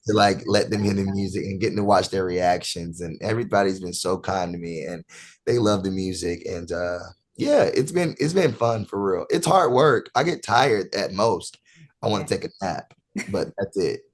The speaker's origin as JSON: {"language": "English", "town": "Rockingham", "region": "North Carolina", "country": "United States", "said": "I'm originally from North Carolina, Rockingham, North Carolina"}